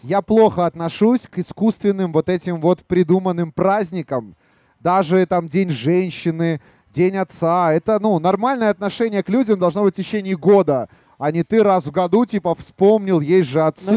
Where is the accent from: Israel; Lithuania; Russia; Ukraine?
Ukraine; Kharkiv, Kharkiv Oblast; now in Belarus; я сам родом из Харькова, хотя я стопроцентный белорус